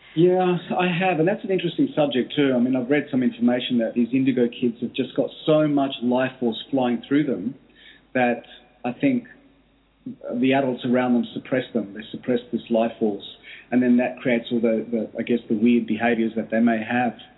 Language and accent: English; Australia; I grew up in Australia from uh, my, my origin is Greek. My parents migrated to Australia